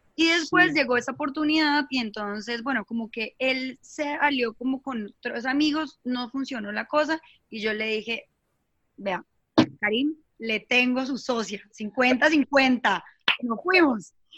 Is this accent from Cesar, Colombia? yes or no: no; Bucaramanga, Santander, Colombia; moved away as an adult; also born or lived in Bogotá; soy de Bucaramanga. Eh, eh, estudié allá todo el tema del colegio, después me fui a Bogotá